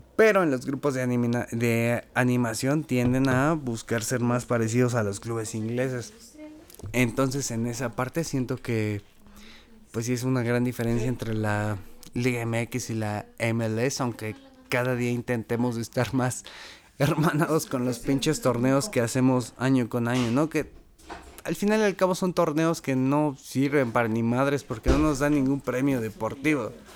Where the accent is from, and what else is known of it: Mexico